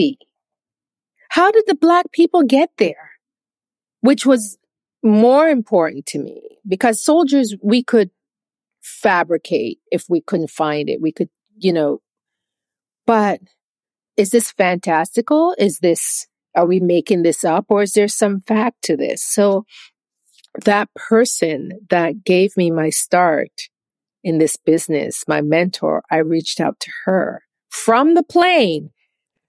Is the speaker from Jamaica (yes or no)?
yes; Jamaica; moved away; I'm Jamaican